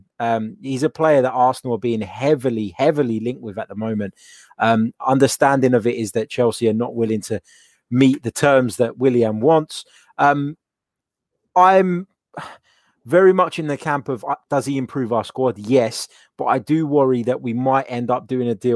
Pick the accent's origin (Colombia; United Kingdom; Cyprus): Cyprus; It's after midnight because I'm from Cyprus, which is not too far